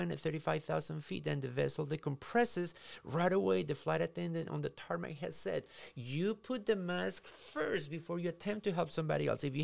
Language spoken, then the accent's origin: English; Minnesota, United States; If you and I do not know how to swim, I came from Minnesota. We have the ta- 10,000 lakes, and it's probably more than that.